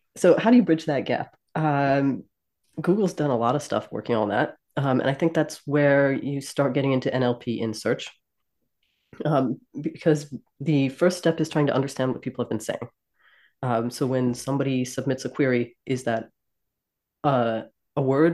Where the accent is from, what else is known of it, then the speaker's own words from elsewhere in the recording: New Jersey, United States; moved away; I'm from South Jersey